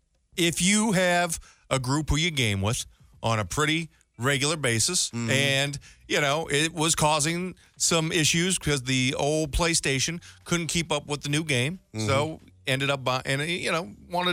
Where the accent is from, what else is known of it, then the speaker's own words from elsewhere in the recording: St. Louis, Missouri, United States; moved away; I was back in St. Louis, my hometown